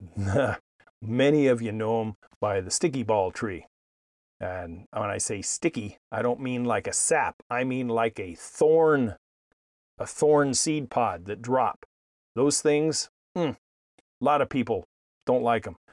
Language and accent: English; East Bay, San Francisco Bay Area, California, United States; the ones I grew up with in the East Bay, the San Francisco Bay Area